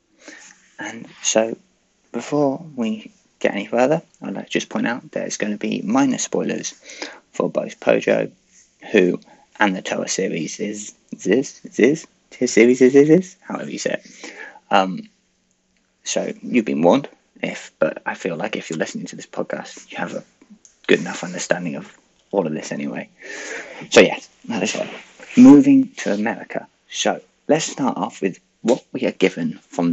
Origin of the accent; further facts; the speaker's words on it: United Kingdom; I am British